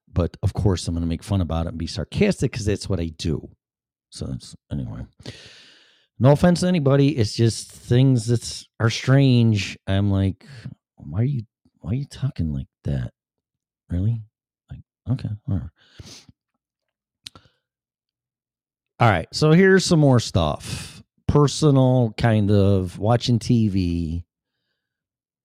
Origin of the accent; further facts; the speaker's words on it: Chicago, Illinois, United States; accent: Chicago; moved away; also born or lived in Florida / Colorado; I still have my Chicago accent.